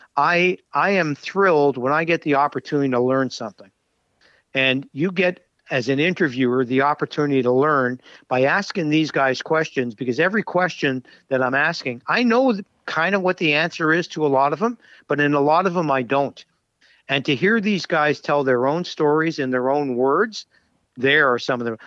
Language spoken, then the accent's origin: English; Montreal, Quebec, Canada; I grew up in Montreal